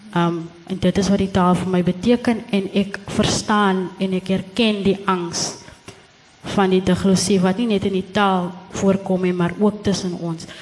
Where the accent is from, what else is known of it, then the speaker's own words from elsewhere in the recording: Gansbaai, Western Cape, South Africa; moved away; ek het die hele tyd gedink ek is van Gansbaai